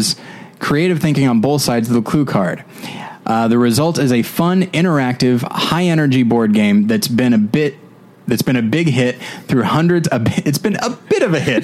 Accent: Taft, California, United States; In Taft, my actual hometown, I say Bakersfield area.

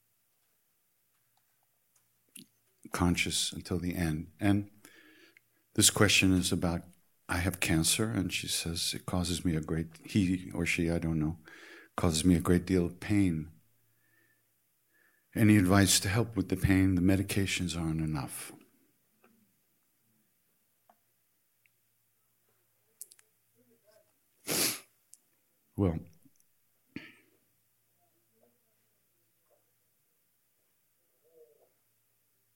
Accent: New York, United States; I'm from New York

